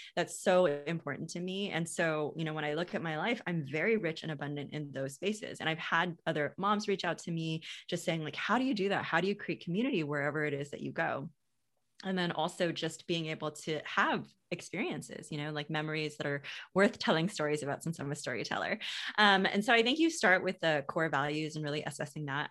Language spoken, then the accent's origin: English; United States; I grew up in the States